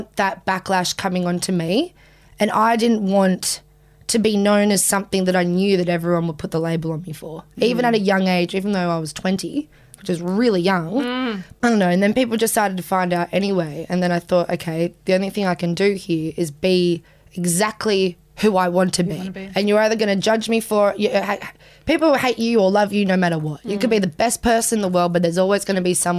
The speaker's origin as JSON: {"language": "English", "area": "Southern Highlands", "region": "New South Wales", "country": "Australia", "tie": "born or raised there", "also_born_or_lived": "Sydney"}